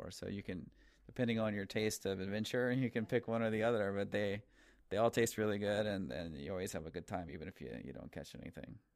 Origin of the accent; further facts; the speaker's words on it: Louisiana, United States; I grew up in Louisiana and we had like horses and things when I was really young